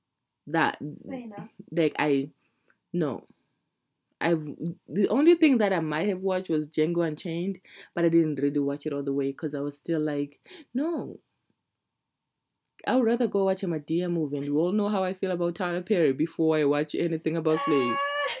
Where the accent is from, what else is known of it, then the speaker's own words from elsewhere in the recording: Zimbabwe; now in Canada; I usually say I'm from Zimbabwe because I don't want to have this conversation with you.